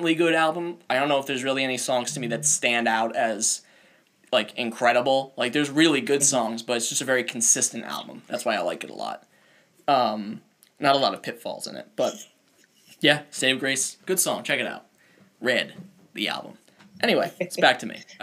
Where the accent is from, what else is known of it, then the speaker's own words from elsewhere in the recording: Rhode Island, United States; everybody knows I love my home state